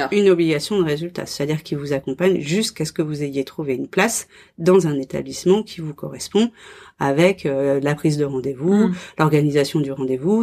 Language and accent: French; France; moved away as an adult; je suis française, euh, je connais la France